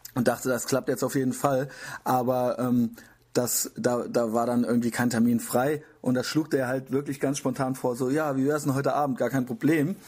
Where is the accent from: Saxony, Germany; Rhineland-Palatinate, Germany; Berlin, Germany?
Rhineland-Palatinate, Germany; Koblenz; now in Cologne, Germany; ich bin nämlich aus Koblenz